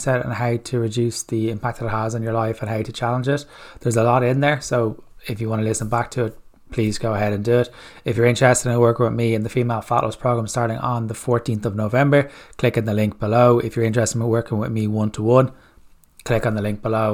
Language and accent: English; Ireland; As Irish people